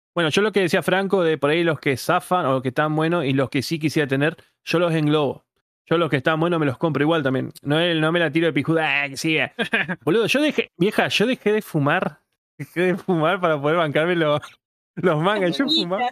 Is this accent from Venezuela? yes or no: no; Paraná, Entre Ríos, Argentina; yo soy de Entre capital que es la de Paraná